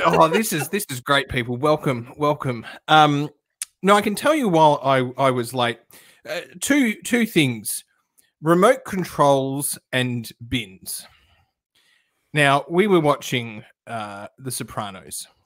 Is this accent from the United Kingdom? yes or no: no; Perth, Western Australia, Australia; now in Melbourne, Australia; I grew up in Perth